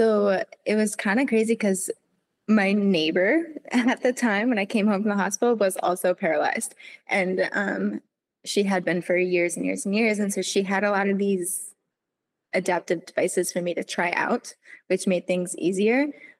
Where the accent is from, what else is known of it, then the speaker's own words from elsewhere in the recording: Vermont, United States; because I live 15 minutes from, you know, the mountain, that's where everybody goes.